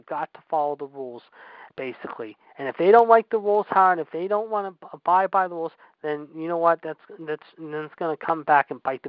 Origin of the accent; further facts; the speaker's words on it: Pittsburgh, Pennsylvania, United States; My hometown team, the Pittsburgh Steelers.